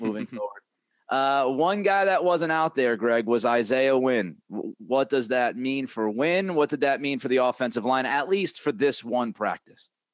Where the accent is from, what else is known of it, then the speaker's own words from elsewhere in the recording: New England, United States; I grew up in New England. I, I spent you know, the vast majority of my life, thirty-plus years in New England